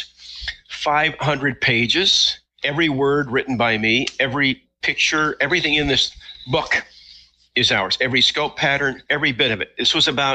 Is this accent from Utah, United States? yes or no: yes; Utah, United States; I grew up in Utah, so I've been around Indian reservations a lot